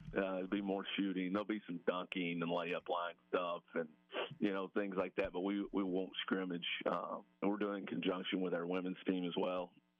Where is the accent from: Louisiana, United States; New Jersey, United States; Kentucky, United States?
Kentucky, United States; moved away; I grew up in Kentucky